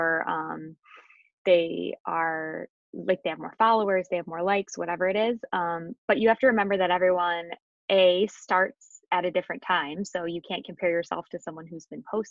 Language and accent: English; Michigan, United States; moved away as an adult; also born or lived in Cleveland, Ohio; I'm originally from Michigan, and then I went to U of M, and then I moved down to Cleveland